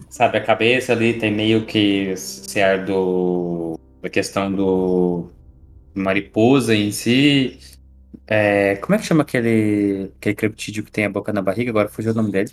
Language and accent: Portuguese; Minas Gerais, Brazil; um bom mineiro